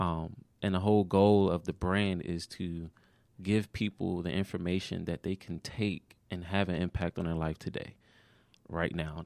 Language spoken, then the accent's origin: English; Maryland, United States; moved away; also born or lived in Georgia